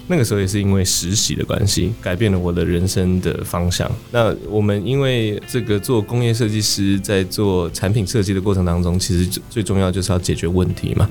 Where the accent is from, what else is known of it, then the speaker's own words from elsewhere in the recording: Kaohsiung, Taiwan; 因为我从小就在高雄长大的